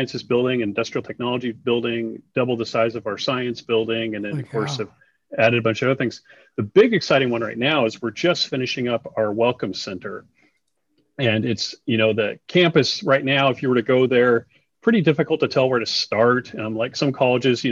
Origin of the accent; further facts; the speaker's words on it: Oregon City, Oregon, United States; I grew up in Oregon City